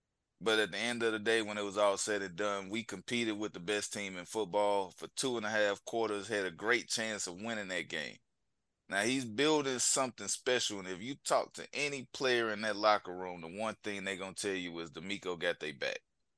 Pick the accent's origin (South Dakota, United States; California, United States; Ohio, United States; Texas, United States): Texas, United States; Houston; born or raised there